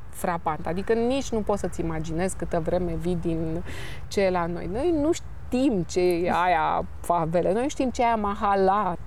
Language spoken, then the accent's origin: Romanian; Romania; Sunt româncă